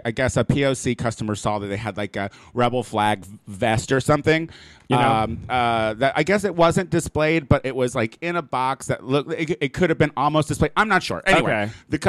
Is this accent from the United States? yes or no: yes; Illinois, United States; moved away; also born or lived in Chicago; I am originally from Illinois, and I lived in Chicago for quite some time.